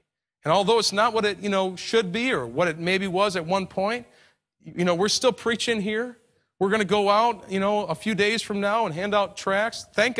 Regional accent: New York, United States; I'm from New York, and, you know, 2001, we had the Twin Towers fall, and it was a tragedy in New York City.

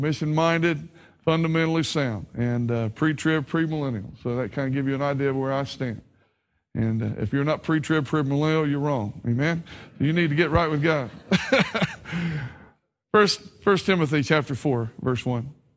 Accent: Ohio, United States; also born or lived in Kentucky / West Virginia; I was born in Kentucky, raised in Ohio, and educated in West Virginia, so I'm a confused Appalachian

